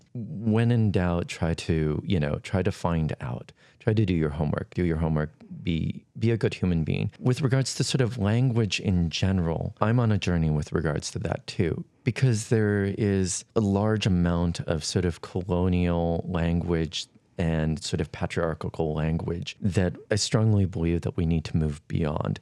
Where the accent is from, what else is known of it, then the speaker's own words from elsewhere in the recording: Flathead Reservation, western Montana, United States; I was born and raised on the Flathead Reservation in western Montana